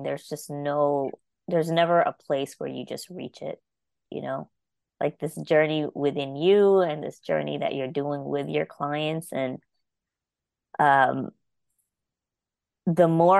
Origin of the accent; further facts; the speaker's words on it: New York City, New York, United States; moved away as an adult; now in Mobile, Alabama, United States; I grew up in Brooklyn, it was in the Hasidic Jewish area